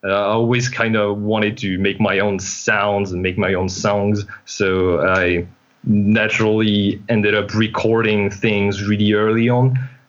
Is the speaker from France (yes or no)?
yes; northern France, France; I come from France, northern France, but I also have some Spanish family.